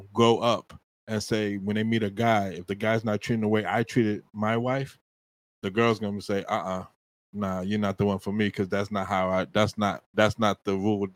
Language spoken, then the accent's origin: English; New York, United States; moved away as an adult; also born or lived in Bermuda; now in United Kingdom; I'm from Bermuda, but I grew up in New York